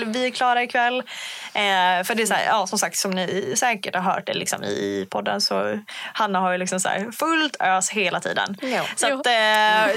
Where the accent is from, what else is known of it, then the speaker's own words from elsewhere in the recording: Umeå, Västerbotten County, Sweden; jag kommer från Umeå